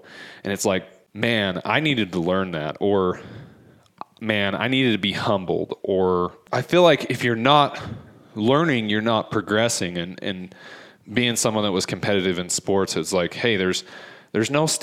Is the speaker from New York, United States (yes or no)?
no; Ogden Valley, Utah, United States; Growing up in the Ogden Valley, hunting horseback up in the Huntsville area